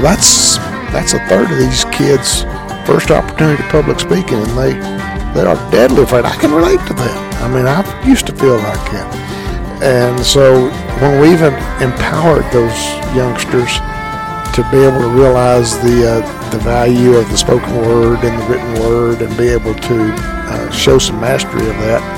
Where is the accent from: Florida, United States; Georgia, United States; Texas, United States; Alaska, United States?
Texas, United States; San Angelo; I'm from San Angelo, Texas.